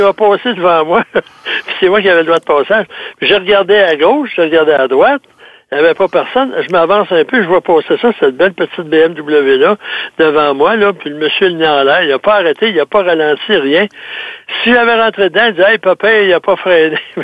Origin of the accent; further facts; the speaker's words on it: South Shore, Quebec, Canada; accent: rive sud; mon accent de la rive sud